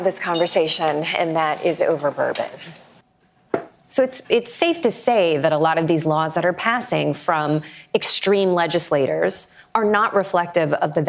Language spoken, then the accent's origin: English; Kentucky, United States; now in New York City, United States; I live here in New York City, but my heart and liver damage are from my home state of Kentucky.